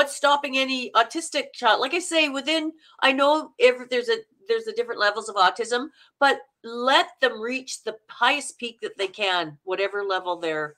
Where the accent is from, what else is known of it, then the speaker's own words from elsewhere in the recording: Manitoba, Canada; I like the Minnesotan because I'm from Manitoba and we sound very Minnesotan.